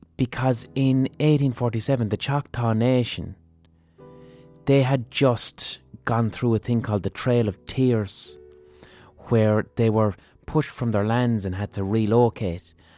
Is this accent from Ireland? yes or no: yes; Ireland; as Irish people